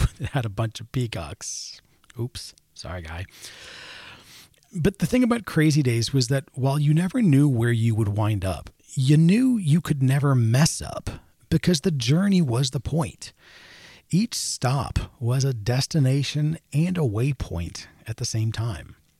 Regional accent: Maryland, United States; I grew up in Maryland

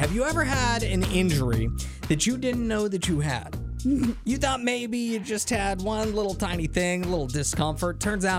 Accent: East Coast, United States; moved away; I grew up on the East Coast in the Eastern Time Zone.

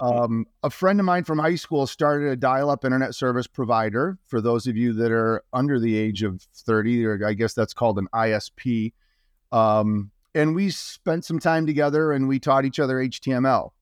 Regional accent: Marshall, Michigan, United States; I grew up in Little Marshall, Michigan

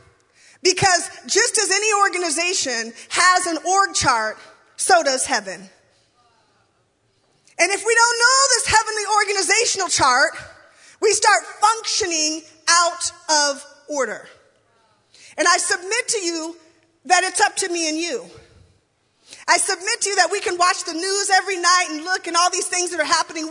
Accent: Lacey, Washington, United States; I grew up in the Baptist church, it felt like we were always, in my Baptist church anyway, in little old Lacey, Washington

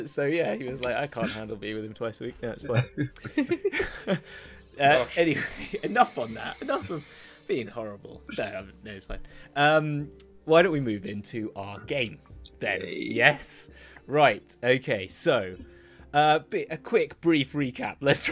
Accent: United Kingdom; It's just being British

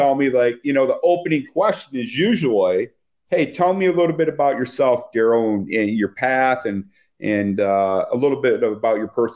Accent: Flint, Michigan, United States; I'm from Flint, Michigan

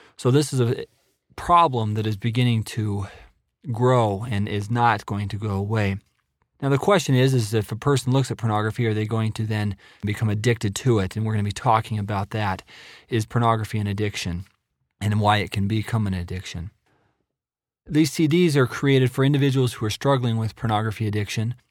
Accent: Idaho, United States; moved away as an adult; also born or lived in Nebraska; now in Provo, Utah, United States; I'm originally from Idaho

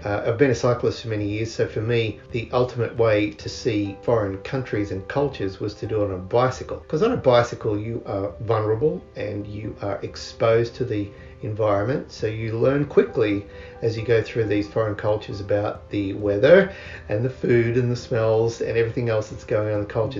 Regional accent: Canberra, Australian Capital Territory, Australia; moved away; As I grew up in Canberra, miles from the shore in Australia

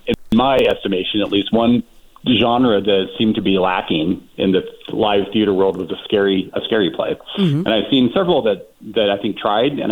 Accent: Richland, Washington, United States; now in Palm Springs, United States; my own very mysterious upbringing in my hometown of in Eastern Washington State. It's Richland, Washington

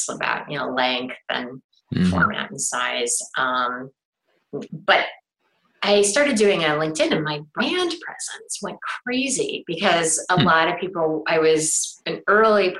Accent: Cleveland, Ohio, United States; I grew up in Cleveland

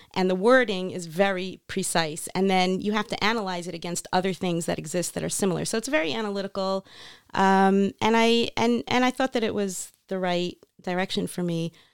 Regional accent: North Miami Beach, Florida, United States; moved away as an adult; also born or lived in New York; now in Israel; I grew up in North Miami Beach, Florida.

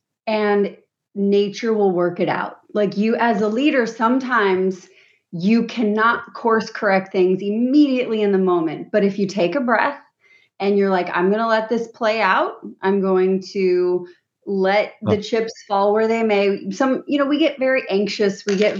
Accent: Juneau, Alaska, United States; moved away as an adult; I grew up in Juneau, the capital city, but I grew up, my grandparents had homesteader land. So we were out in the woods when I was born by the Mendenhall Glacier.

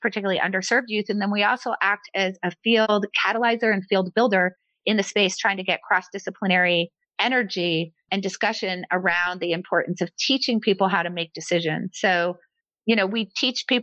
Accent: United States; I was born in America

